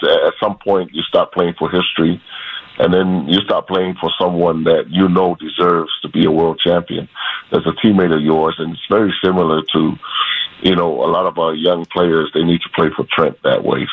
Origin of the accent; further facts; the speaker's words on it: Hawaii, United States; moved away; I'm from Hawaii